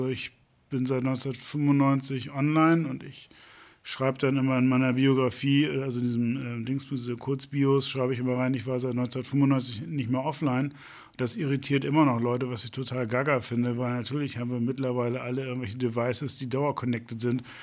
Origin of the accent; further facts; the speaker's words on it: Mölln, Schleswig-Holstein, Germany; now in Hamburg, Germany; Nee, aber ich komme aus dem, aus dem Speckgürtel, aus Mölln. Das ist ähm, 65 Kilometer entfernt von hier. Ähm, also ehemaliges Zonenrandgebiet.